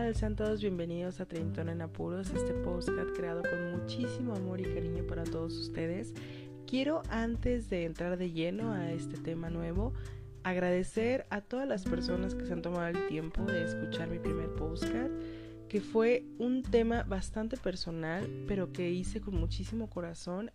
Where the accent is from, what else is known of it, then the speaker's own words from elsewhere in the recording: northern Mexico, Mexico; yo soy una persona que soy nacida en el DF pero criada en el norte.